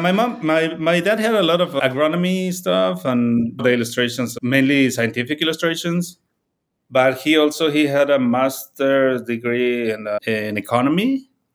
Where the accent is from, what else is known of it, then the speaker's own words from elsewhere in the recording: Puebla, Mexico; moved away as an adult; also born or lived in Mexico City; now in Chicago, United States; I grew up in a smaller town called Puebla